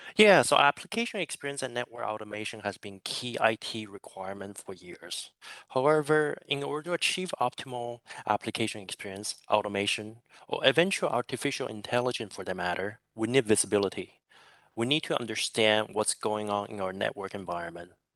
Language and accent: English; San Francisco Bay Area, California, United States; now in Singapore; I'm originally from San Francisco Bay Area, but I'm currently residing in Singapore